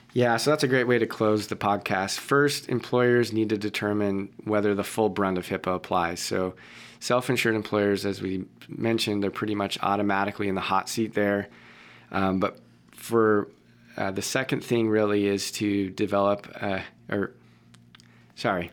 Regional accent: Boston, Massachusetts, United States; I was born in Boston, mm. Beth Israel Hospital in Boston

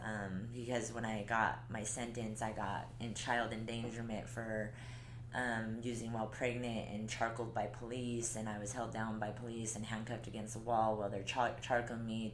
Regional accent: Colorado, United States; moved away as an adult; now in Utah, United States; I'm from Colorado

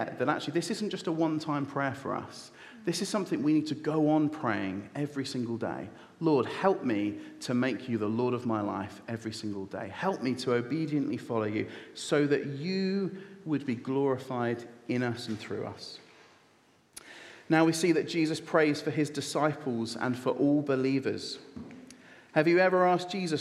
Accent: United Kingdom; I am a British citizen with a British passport. It is my birthright to be here

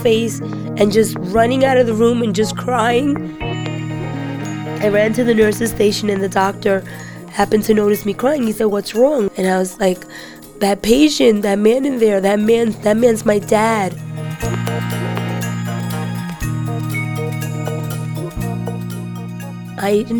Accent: New York City, New York, United States; I'm 42 years old. I grew up in the Bronx

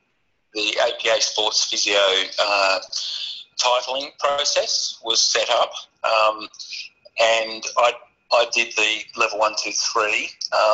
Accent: Melbourne, Victoria, Australia; moved away as an adult; now in Hobart, Australia; I grew up in Melbourne.

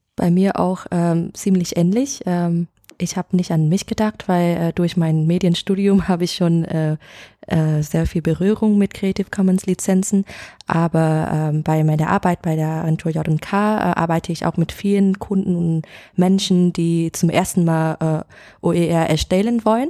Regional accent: Hanoi, Vietnam; German is a second language; moved away as an adult; now in Hamburg, Germany; ich komme aus Vietnam, aus Hanoi. Und nach dem Abitur in Vietnam äh, bin ich nach Deutschland fürs Studium gegangen

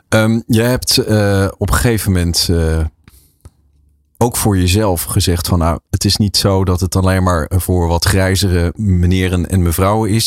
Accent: Leersum, Utrecht, Netherlands; in Leersum, waar ik ben geboren en getogen

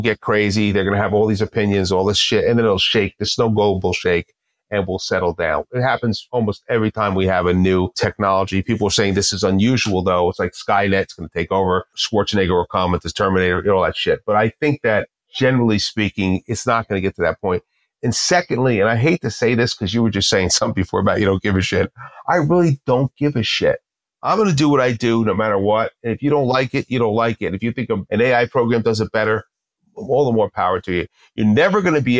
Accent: New Jersey, United States; I'm from Jersey

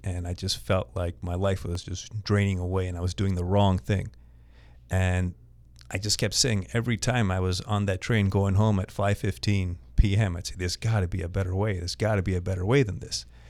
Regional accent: Montreal, Quebec, Canada; also born or lived in Toronto, Canada; I was born in Montreal

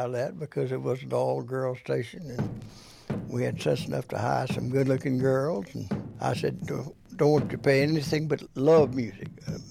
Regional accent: Memphis, Tennessee, United States; I'm founder of Holiday Inns in Memphis, Tennessee, my hometown.

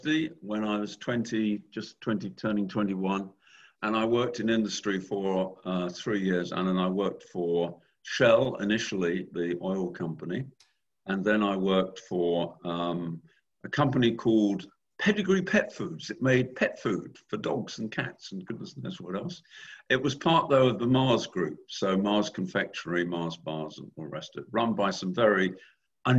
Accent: United Kingdom; moved away as an adult; also born or lived in Philadelphia, United States; I was living in the UK. I'm British originally, and I'm still British actually.

